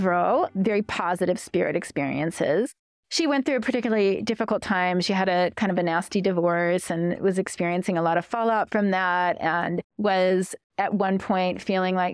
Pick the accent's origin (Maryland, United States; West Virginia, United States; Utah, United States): Utah, United States; Cache Valley; I grew up in Cache Valley, Utah